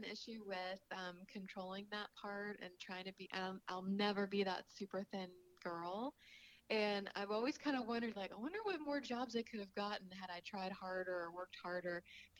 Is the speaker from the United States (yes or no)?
yes; Kentucky, United States; So for me, that's actually hard because I grew up in Kentucky eating fried food and pork chops and mashed potatoes